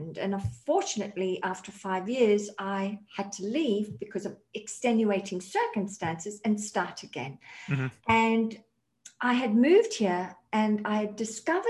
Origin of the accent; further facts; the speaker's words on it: Australia; now in United States; I am an Aussie living in America